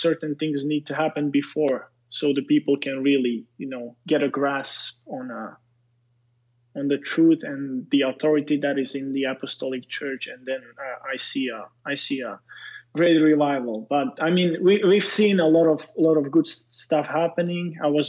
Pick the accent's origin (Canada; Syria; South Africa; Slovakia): Slovakia; English is a second language; I'm a Slovak, I'm not a Serbian, and Slovaks are evangelical mostly. I was raised in Pentecost